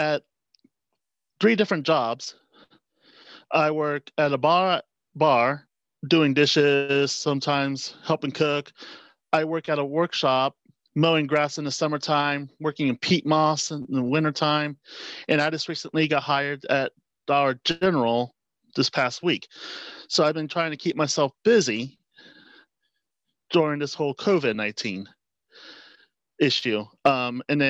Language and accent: English; Van Wert County, Ohio, United States; I am from Van Wert County, Ohio